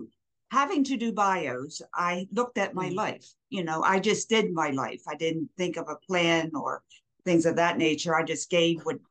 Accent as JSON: {"language": "English", "town": "Baltimore", "region": "Maryland", "country": "United States", "tie": "born or raised there", "also_born_or_lived": "Philadelphia, Pennsylvania", "moved": "yes", "lives_now": "Waynesville, United States", "said": "I was born and raised in Baltimore, but I lived most of my life in Philadelphia"}